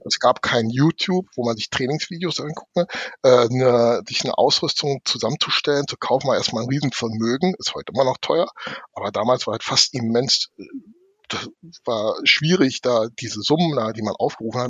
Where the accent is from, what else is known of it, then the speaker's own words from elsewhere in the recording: Berlin, Germany; meine Heimat oder der Bezirk, in dem ich groß geworden bin